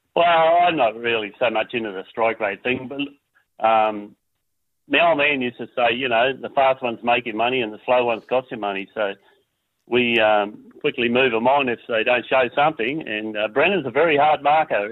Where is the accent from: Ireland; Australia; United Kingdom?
Australia; North Queensland; now in Tasmania, Australia; We haven't got any other family over in Tassie. We come from Queensland